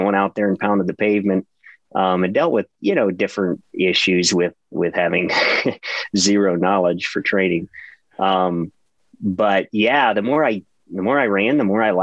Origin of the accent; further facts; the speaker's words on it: Ohio, United States; born and raised in Ohio